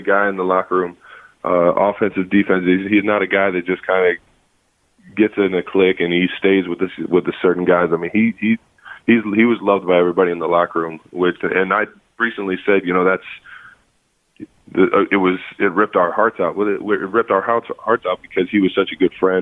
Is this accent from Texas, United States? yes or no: no; Cleveland Heights, Ohio, United States; moved away; also born or lived in Cincinnati; growing up in Cleveland Heights